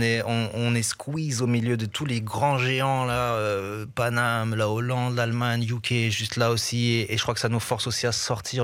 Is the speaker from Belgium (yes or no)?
yes; Brussels, Brussels-Capital Region, Belgium; j'ai grandi à Bruxelles au milieu de tellement de cultures différentes